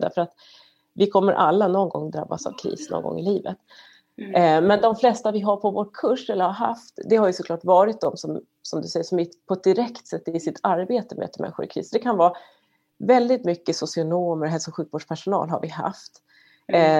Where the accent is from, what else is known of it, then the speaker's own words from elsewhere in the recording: Sweden; now in United States; som svensk